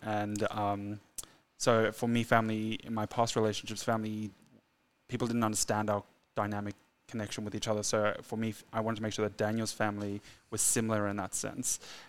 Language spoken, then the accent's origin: English; South Africa; now in Australia; I'm South African and we immigrated to Australia in 2002.